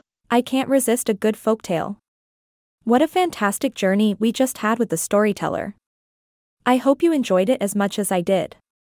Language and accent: English; India; You see, growing up in India, I was surrounded by these captivating folktales that were passed down from generation to generation.